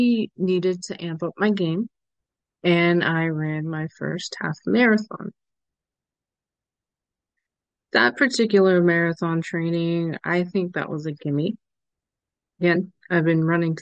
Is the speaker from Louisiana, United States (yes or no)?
yes; New Orleans, Louisiana, United States; I am from the New Orleans area